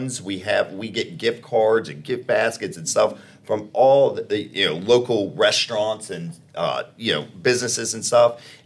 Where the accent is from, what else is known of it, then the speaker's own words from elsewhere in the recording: Chesterfield, Virginia, United States; moved away as an adult; being born and raised in Chesterfield